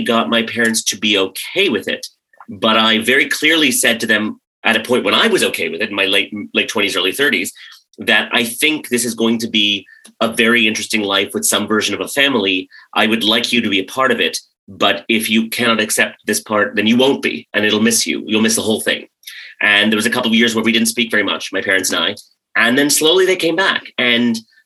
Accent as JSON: {"language": "English", "country": "United States", "tie": "born or raised there", "also_born_or_lived": "Karachi, Pakistan / Maryland / West Virginia", "said": "grew up mostly in rural Maryland and rural West Virginia"}